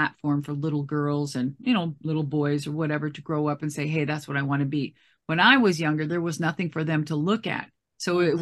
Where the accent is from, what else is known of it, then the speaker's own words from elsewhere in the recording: Minneapolis, Minnesota, United States; I'm from Minneapolis. I'm from Minnesota.